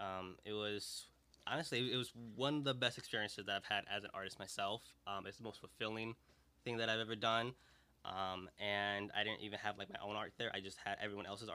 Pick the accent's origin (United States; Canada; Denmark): United States; Aurora, Illinois; growing up in Aurora